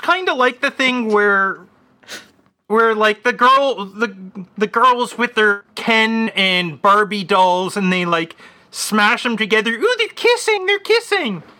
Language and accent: English; Canada; As a Canadian